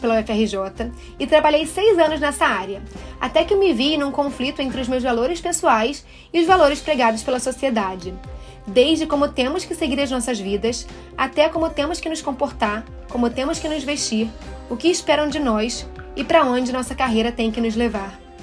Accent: Rio de Janeiro, Brazil; Eu saí da minha cidade natal, Rio de Janeiro

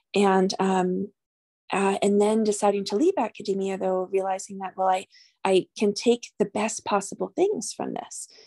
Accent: New York, United States; moved away as an adult; also born or lived in New Mexico; now in Albuquerque, United States; I'm originally from New York, but I've been a New Mexican since, for sixteen years

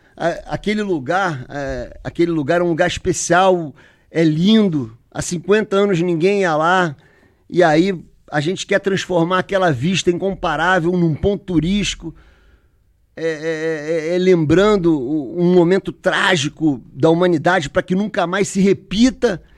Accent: Rio de Janeiro, Brazil; eu como carioca aqui

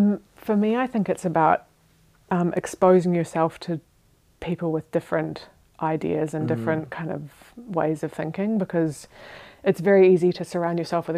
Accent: Otago, New Zealand; now in Switzerland; next to my hometown in New Zealand

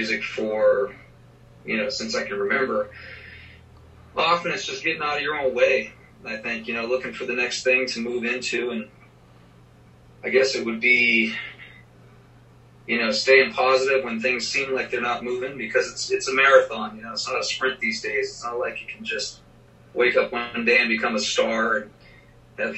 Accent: Boston, Massachusetts, United States; now in Nashville, United States; I'm from Boston, Massachusetts originally, so I did some auditions in Boston

